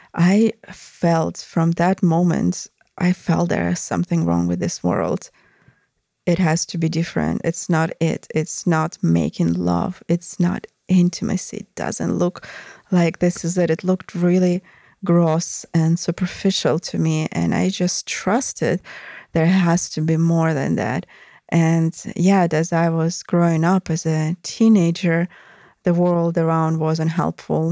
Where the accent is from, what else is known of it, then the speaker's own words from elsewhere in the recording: Russia; moved away; I came from Russia